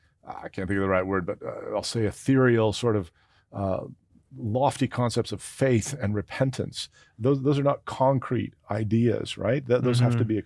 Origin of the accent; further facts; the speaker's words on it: Canada; Especially when we're Canadian.